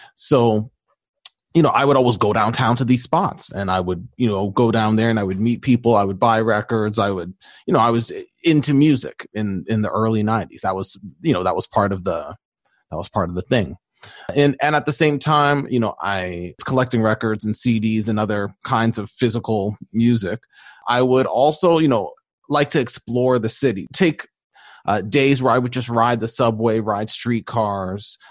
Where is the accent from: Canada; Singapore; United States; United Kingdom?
Canada; Mississauga, Ontario; also born or lived in Toronto; I grew up in the Greater Toronto Area, just outside of Toronto, starting in Toronto, but ended up doing a lot of my school and stuff just outside of Toronto in a city called Mississauga